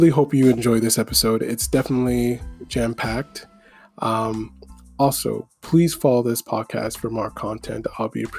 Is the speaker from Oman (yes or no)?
no; Canada; also born or lived in Ottawa; I'm Canadian and I live in Ottawa right now